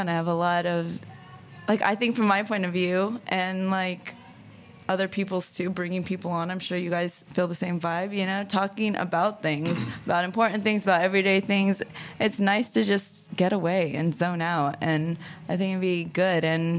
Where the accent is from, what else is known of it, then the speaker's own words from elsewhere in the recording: Germany; also born or lived in Colorado, United States; now in United States; Because I moved here a little under 2 years ago from Colorado. {S5} Okay. {S7} But I actually grew up mainly in Germany. That's the longest place I've ever lived.